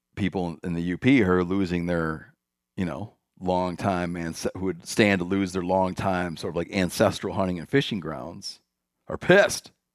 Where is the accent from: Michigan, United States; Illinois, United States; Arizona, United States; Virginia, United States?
Michigan, United States; moved away; My home state.